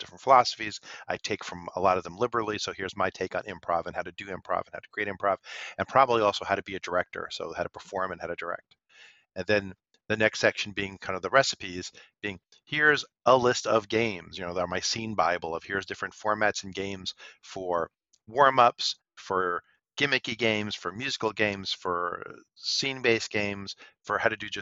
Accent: New York City, New York, United States; growing up in Brooklyn

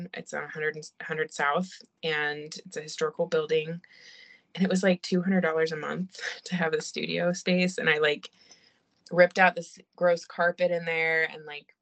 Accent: China; moved away; I grew up in China, and I was obsessed with going to the markets there

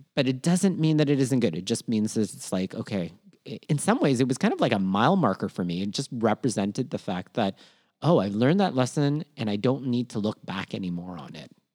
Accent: Toronto, Ontario, Canada; also born or lived in Philippines; born in Minna, Philippines, raised in Toronto, Canada, and schooled all over southwestern Ontario

